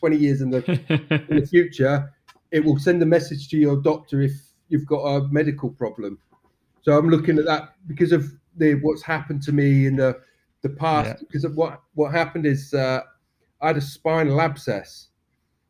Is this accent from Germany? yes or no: no; Swanage, South West England, United Kingdom; also born or lived in Spain; now in Poole, United Kingdom; I'm from Swanage, but live in Poole